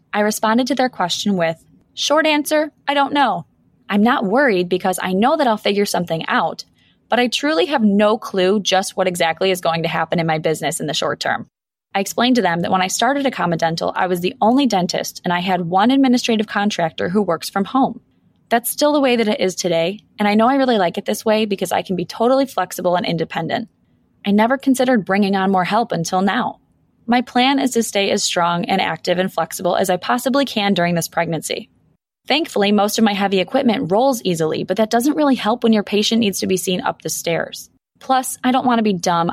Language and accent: English; Buffalo, New York, United States; I'm born and raised in Buffalo, and I still practice here